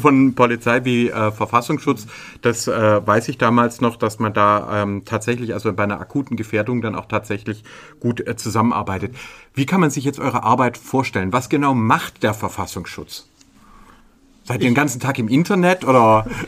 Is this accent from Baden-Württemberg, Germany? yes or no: yes; Stuttgart, Baden-Württemberg, Germany; Wir sind ja als Stuttgarter